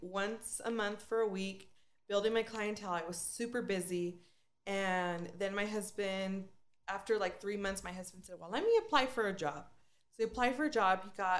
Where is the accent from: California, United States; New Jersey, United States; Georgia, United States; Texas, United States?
California, United States; Bakersfield; moved away as an adult; now in Colorado Springs, United States; I grew up in Bakersfield. All my family's there. I have 10 aunts and uncles. I have all my cousins and my church family.